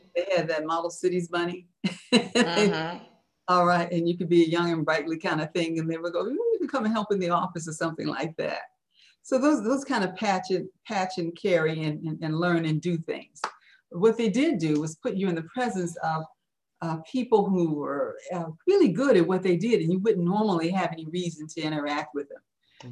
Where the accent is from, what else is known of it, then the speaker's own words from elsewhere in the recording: Chicago, Illinois, United States; living on the west side of Chicago.